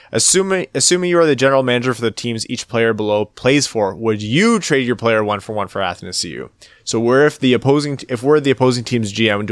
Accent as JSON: {"language": "English", "town": "Windsor", "region": "Ontario", "country": "Canada", "tie": "born or raised there", "said": "We're going to go, we're going to a tournament by Windsor this weekend. That's my hometown."}